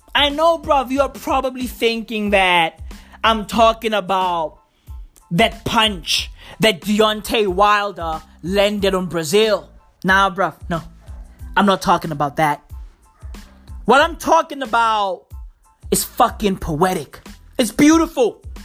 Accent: South Africa; I'm proudly South African. I love my country

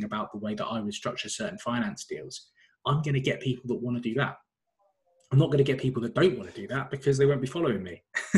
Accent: London, United Kingdom; North London. That's why I've said North with an F.

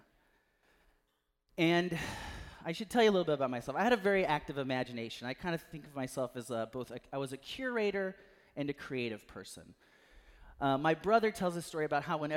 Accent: Natchez, Mississippi, United States; Eastern Natchez where I grew up

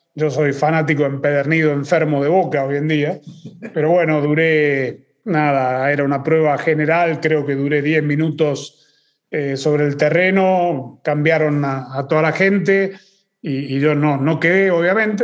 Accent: Argentina; yo crecí en Argentina

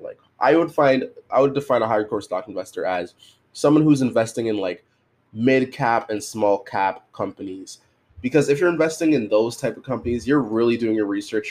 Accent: Canada; I'm Canadian

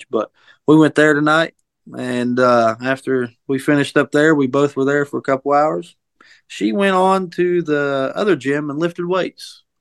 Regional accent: Buffalo, New York, United States; I'm from the wrong side, side of, of Buffalo.

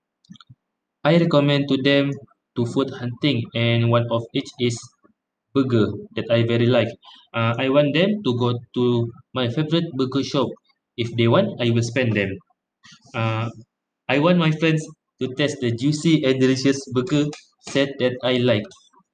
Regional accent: Kota Kinabalu, Sabah, Malaysia; I am from Kota Kinabalu, Sabah.

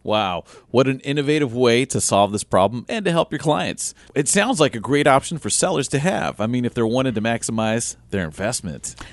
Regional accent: Southern Illinois, United States; I grew up in Southern Illinois

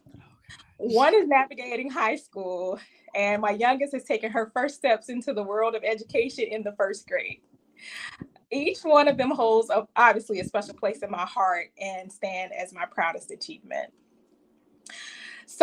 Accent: Savannah, Georgia, United States; I hail from Savannah, Georgia.

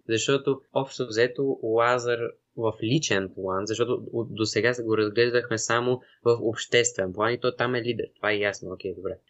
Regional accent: Bulgaria; ние тази идея си я имаме по принцип като българи

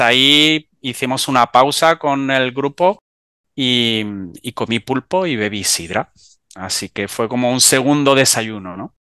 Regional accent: Almería, Andalusia, Spain; soy del sur de España, de Almería

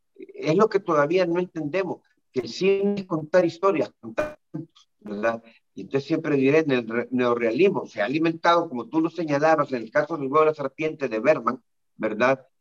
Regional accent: El Salvador; lo que me está pasando en mi país

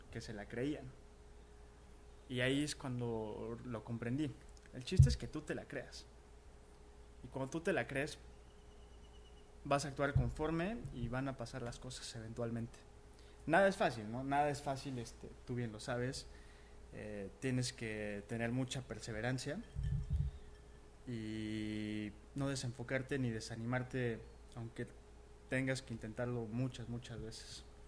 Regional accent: Cuernavaca, Morelos, Mexico; moved away; also born or lived in Mexico City; yo siempre quise empezar de donde soy, yo soy de Cuernavaca. Entonces, este, me regreso para Cuernavaca

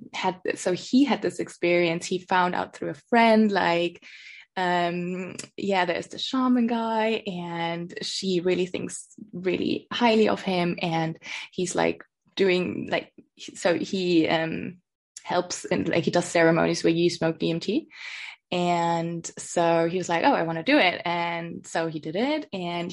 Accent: Lower Bavaria, Germany; moved away as an adult; also born or lived in London, United Kingdom; I come from the countryside, you know, I come from Lower Bavaria.

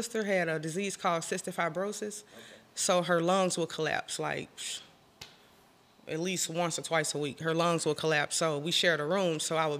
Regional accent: St. Louis, Missouri, United States; I grew up on the north side, the water tower area. And okay. I would say I grew up pretty rough.

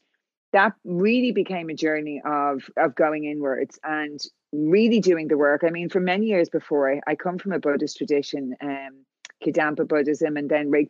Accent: Ireland; moved away as an adult; now in California, United States; So I'm from Ireland, as you can tell by the accent.

